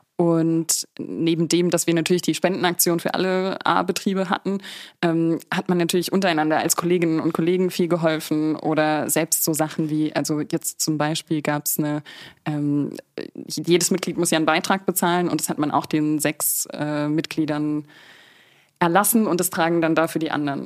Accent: Markelsheim, Baden-Württemberg, Germany; moved away as an adult; also born or lived in Stuttgart; Ich bin aus Württemberg, genau, aber vom nördlichsten Teil. Also das ist äh, das Taubertal.

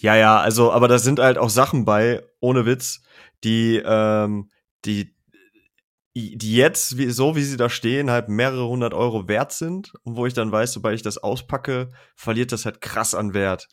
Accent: Germany; bei uns in Deutschland

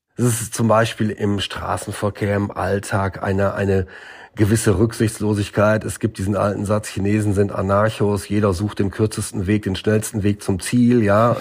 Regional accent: Northern Germany, Germany; now in Beijing, China; meine Heimat in Norddeutschland auf dem Land

